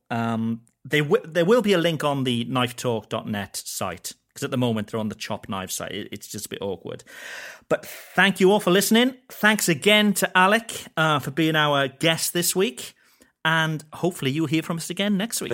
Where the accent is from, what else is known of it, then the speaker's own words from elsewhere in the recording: Wales, United Kingdom; I'm Welsh and we get a lot of sheep jokes in Wales